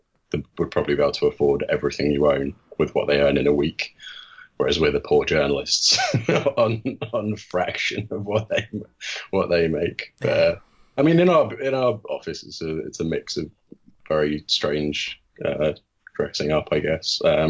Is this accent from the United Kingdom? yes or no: yes; Leicester, East Midlands, United Kingdom; accent: Leicester; I'm originally from Leicester, so I've got a slight twang in my accent, which is kind of left over the years, but can't forget that I'm from the Midlands